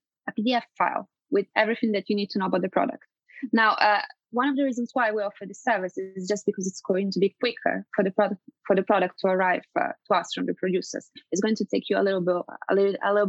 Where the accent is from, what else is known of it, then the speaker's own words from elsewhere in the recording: Italy; moved away; I'm originally from Italy. And I remember when I was a child that I used to kind of go and trick and treat.